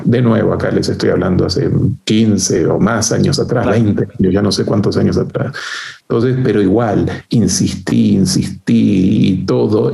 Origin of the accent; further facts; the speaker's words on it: Argentina; moved away as an adult; also born or lived in France / United States / Uruguay; now in Chile; en Danone tuve oportunidad de trabajar en Argentina, este, como les decía, mi país de origen